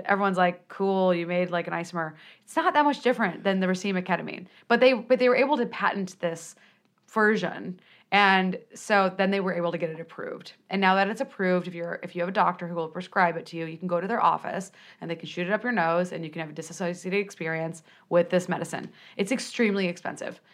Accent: Peoria, Illinois, United States; I'm from Peoria, Illinois

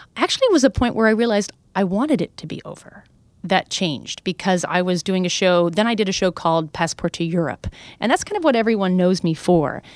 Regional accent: New Hampshire, United States; moved away as an adult; also born or lived in New York City; I grew up in New Hampshire.

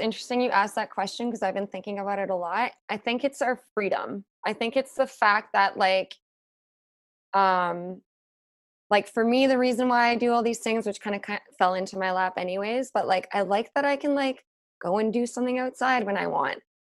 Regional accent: Whistler, British Columbia, Canada; also born or lived in London; now in Vancouver, Canada; growing up in Whistler

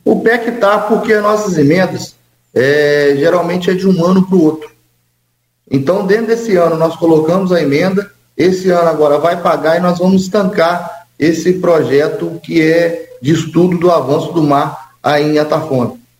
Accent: São Francisco de Itabapoana, Rio de Janeiro, Brazil; Eu fui criado ali em São Francisco Tabapuana, Santa Clara, Sossego, então é o mesmo ambiente.

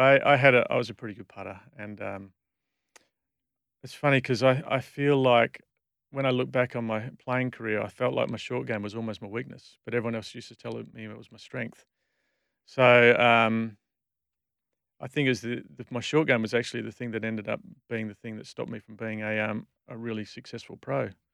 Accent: Perth, Western Australia, Australia; I grew up in Bull Creek

